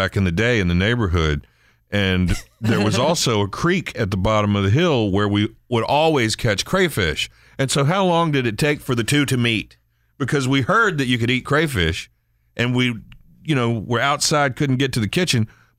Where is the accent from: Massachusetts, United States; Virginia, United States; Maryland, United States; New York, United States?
Maryland, United States; accent: Eastern Shore; my accent comes back a little bit, but I wouldn't call it Baltimore. It's Eastern Shore.